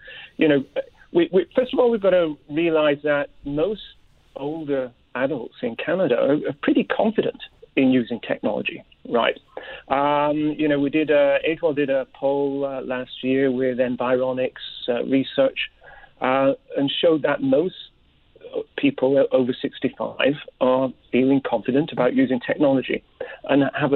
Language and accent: English; United Kingdom; moved away; I myself, as you can probably tell, I'm originally from Britain.